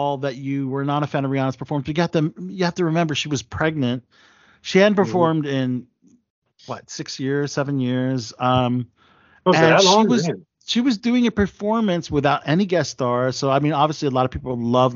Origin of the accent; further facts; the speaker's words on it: Maryland, United States; also born or lived in Philadelphia, Pennsylvania; I was born in Philadelphia, but, you know, raised in Maryland